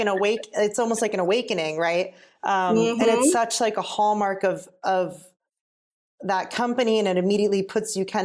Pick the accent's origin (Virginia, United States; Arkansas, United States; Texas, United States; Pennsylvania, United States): Pennsylvania, United States; also born or lived in upstate New York; now in California, United States; I'm from the Pennsylvania area, went to school in upstate New York